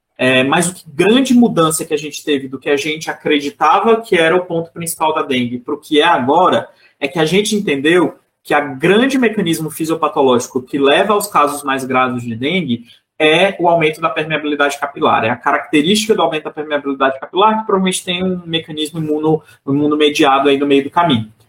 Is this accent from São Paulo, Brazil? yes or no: no; Teresina, Piauí, Brazil; a minha cidade lá no Nordeste, que eu sou de Teresina, no Piauí